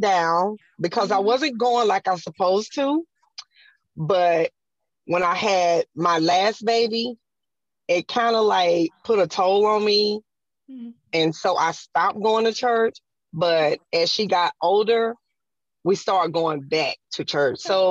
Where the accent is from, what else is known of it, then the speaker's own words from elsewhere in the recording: South Carolina, United States; I'm from South Carolina